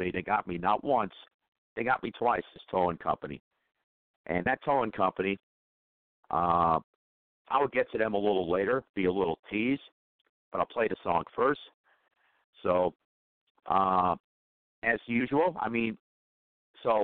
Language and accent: English; Chicago, Illinois, United States; I'm from Chicago, Illinois